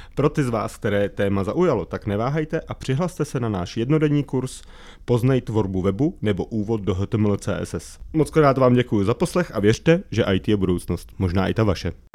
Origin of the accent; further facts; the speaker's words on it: České Budějovice, South Bohemian Region, Czechia; já jsem třeba z Českých Budějovic